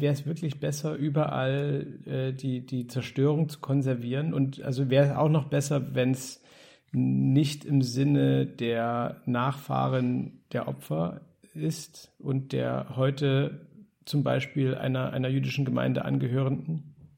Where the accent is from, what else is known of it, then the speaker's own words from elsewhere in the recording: East Germany, Germany; als Ossi wie du und ich